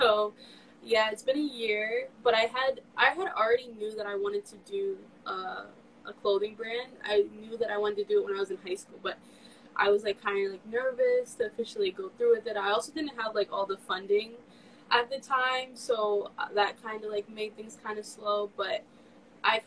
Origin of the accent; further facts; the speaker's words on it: New York City, New York, United States; I'm from New York. I'm born and raised in Queens